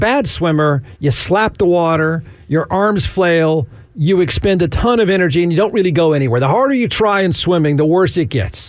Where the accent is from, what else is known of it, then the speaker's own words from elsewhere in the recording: Austin, Texas, United States; I'm a guy from Austin